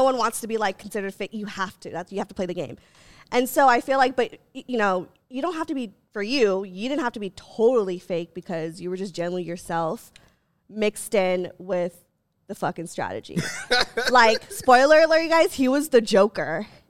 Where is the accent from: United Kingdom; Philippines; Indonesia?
Philippines; And also she's Filipino and I'm Filipino, so I think there was a part of me that was like, please.